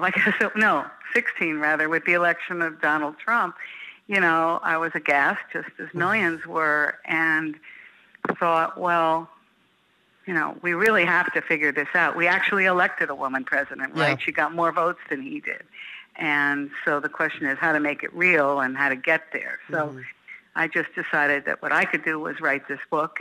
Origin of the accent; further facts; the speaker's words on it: New York, United States; moved away as an adult; now in Chicago, United States; I grew up in New York, but have spent my adult life and my political career and women's issues organizing career here in Chicago.